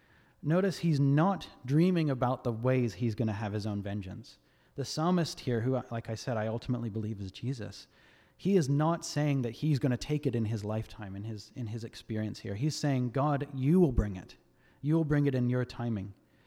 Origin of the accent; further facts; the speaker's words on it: Australia; now in United States; I'm not from America. I'm actually Australian, believe it or not. I know my accent's all over the place. But when I first moved here a couple of years ago